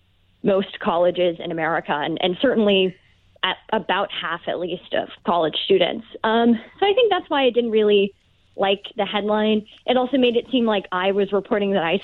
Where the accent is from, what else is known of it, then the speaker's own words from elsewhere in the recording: outside Birmingham, Alabama, United States; moved away as an adult; also born or lived in Virginia; I grew up in about 45 minutes outside of Birmingham, Alabama.